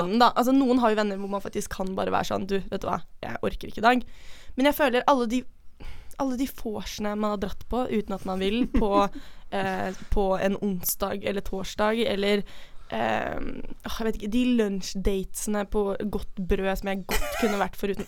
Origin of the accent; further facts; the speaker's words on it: Oslo, Norway; moved away; vi er fra Oslo, begge to. Eh, vi gikk på samme videregående